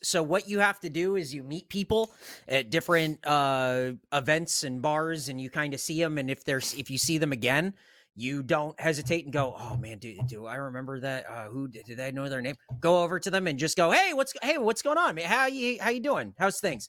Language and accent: English; San Diego, California, United States; I'm from San Diego